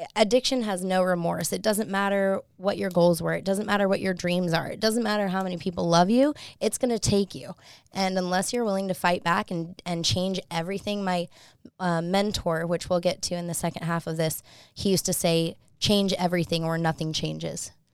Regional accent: Salt Lake City, Utah, United States; I'm from Salt Lake

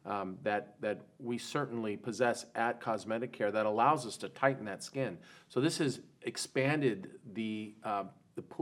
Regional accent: Northern California, United States; moved away; I'm from Northern California

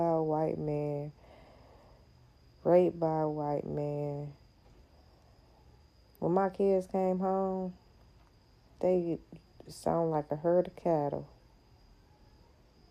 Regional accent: Ohio, United States; I'm from Ohio

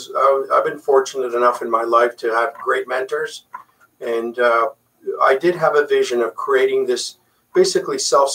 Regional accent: San Juan, Puerto Rico; English is a second language; Correct. Actually, English is my second language.

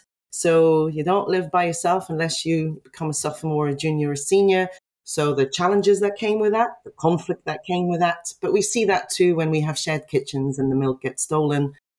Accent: Belgium; moved away; I came from Belgium. I was put in a small hall of residence with all the international students.

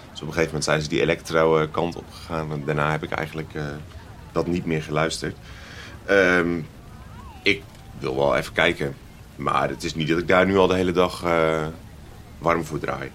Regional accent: Utrecht, Netherlands; onze thuisstad Utrecht

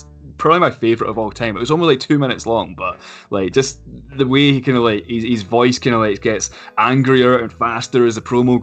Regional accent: Edinburgh, Scotland, United Kingdom; I'm from Edinburgh

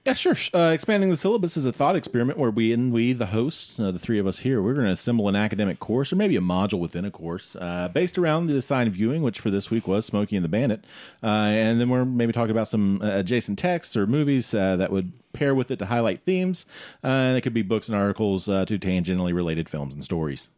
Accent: the South, United States; growing up in the South and, and being familiar with that part of the country

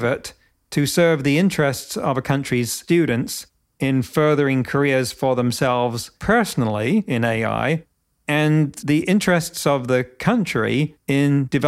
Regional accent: United Kingdom; moved away; I grew up in Britain, went to high school there

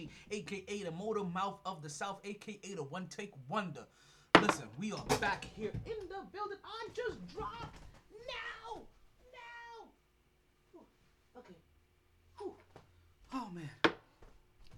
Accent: Jamaica; So I'm Jamaican. I'm Jamaican as shit.

